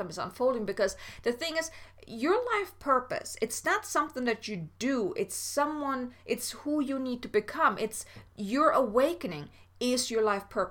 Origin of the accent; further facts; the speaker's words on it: Germany; I'm from Germany